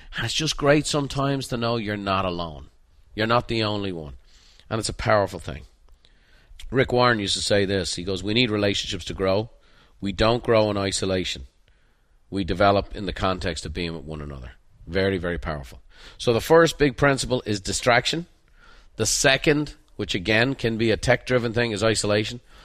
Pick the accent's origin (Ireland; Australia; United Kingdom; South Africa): Ireland; moved away; as a painter growing up in Ireland